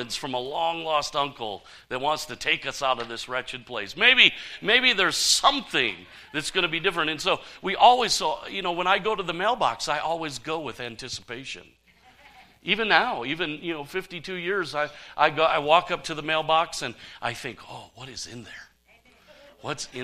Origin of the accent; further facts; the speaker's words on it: Saginaw, Michigan, United States; I was a kid growing up in Michigan